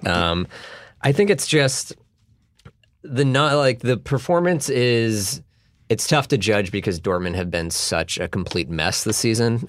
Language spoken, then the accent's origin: English; United States; as American soccer fans